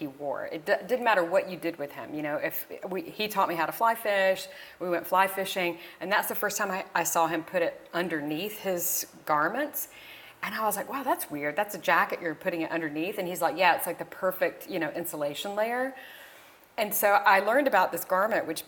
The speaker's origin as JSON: {"language": "English", "region": "the South", "country": "United States", "tie": "born or raised there", "moved": "yes", "said": "me growing up in the South"}